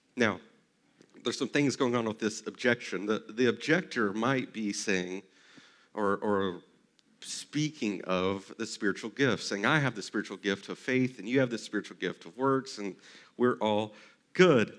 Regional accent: Texas, United States; I grew up in Texas

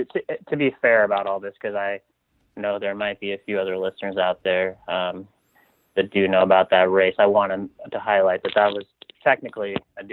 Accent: Grand Junction, Colorado, United States; moved away as an adult; also born or lived in Montana / Durango, Colorado / Boulder, Colorado; now in Tucson, United States; So now I'm originally from Western Colorado, small town, or used to be a relatively small town called Grand Junction on the Western Slope, and grew up there, first 18 years of my life there, went to school at the University of Montana

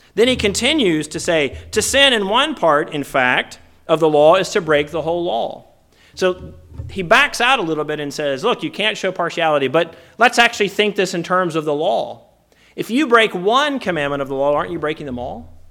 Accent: Virginia, United States; moved away as an adult; also born or lived in Dallas / Minnesota / Canada / Southern California; now in California, United States; when I grew up in Virginia in the seventies and particularly in the eighties

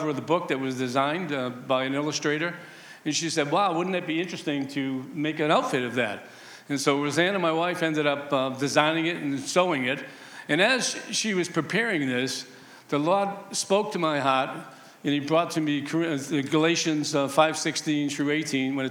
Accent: Boston, Massachusetts, United States; I grew up in humble beginnings in the East Boston housing projects.

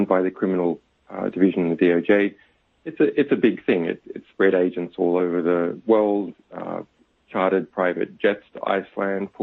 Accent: Australia; I'm an Australian

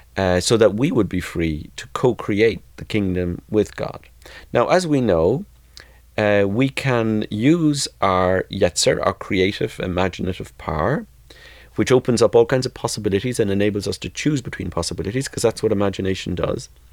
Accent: Ireland; also born or lived in Limerick; now in Boston, United States; growing up in Southern Catholic majority Ireland.

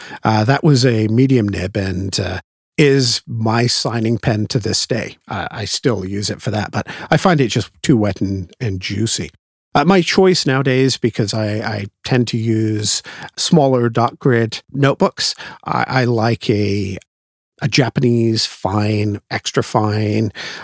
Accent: England, United Kingdom; Believe it or not, despite the accent, I am originally English.

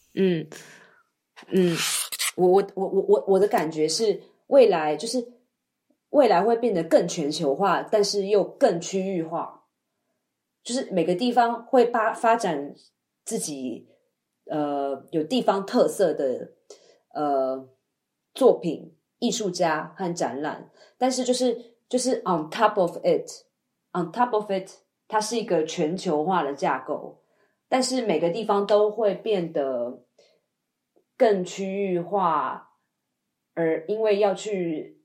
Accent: Taiwan; moved away; 身为台湾人

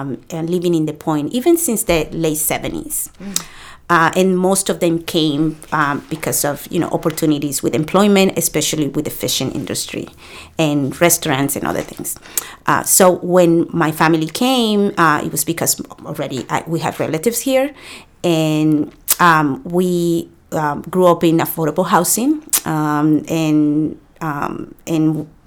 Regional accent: Salem, Massachusetts, United States; also born or lived in Dominican Republic; So I came from the DR to live in the Point neighborhood. I grew up in the Point.

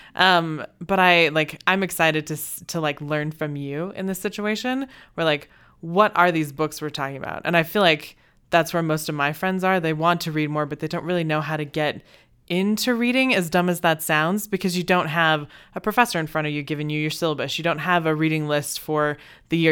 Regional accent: Texas, United States; also born or lived in China; now in Idaho Falls, United States; I'm from Texas. Uh, I was actually born in China

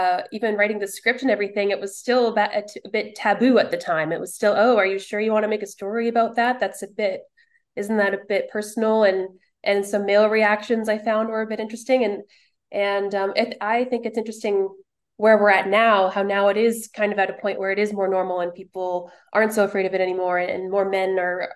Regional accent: Winnipeg, Manitoba, Canada; moved away as an adult; now in Toronto, Canada; I'm actually from Winnipeg

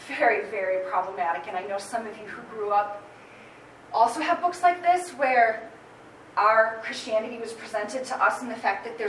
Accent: Holland, Michigan, United States; I grew up in Holland.

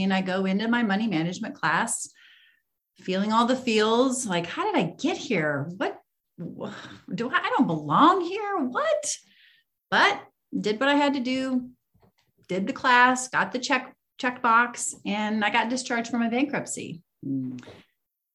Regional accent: Iowa, United States; I grew up in Iowa, middle of the country here in the United States

